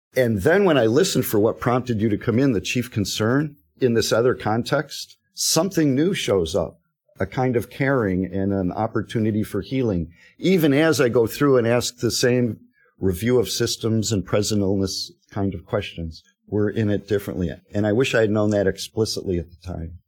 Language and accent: English; Detroit, Michigan, United States; moved away; I'm from Detroit.